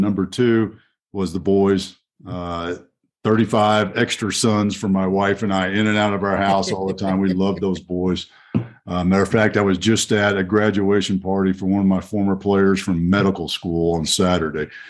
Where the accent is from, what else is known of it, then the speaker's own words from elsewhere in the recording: Fort Worth, Texas, United States; my hometown of Fort Worth, Texas